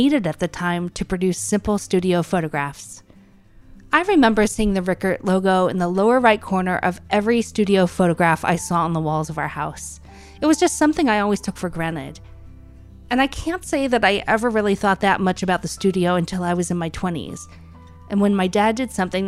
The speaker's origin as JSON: {"language": "English", "town": "Huntington", "region": "Indiana", "country": "United States", "tie": "born or raised there", "said": "I grew up in Huntington"}